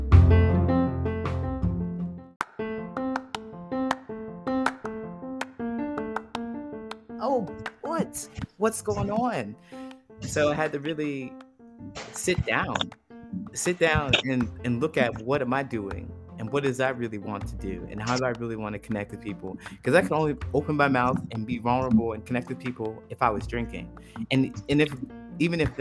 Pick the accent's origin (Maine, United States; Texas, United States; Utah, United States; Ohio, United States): Ohio, United States; moved away as an adult; also born or lived in California; I grew up in Ohio, actually, and I moved to California when I had an opportunity